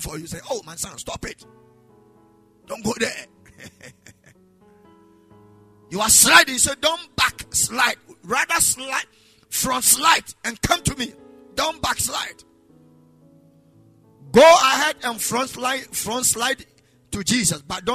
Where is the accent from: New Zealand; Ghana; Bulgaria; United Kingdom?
Ghana; if we're Ghanaian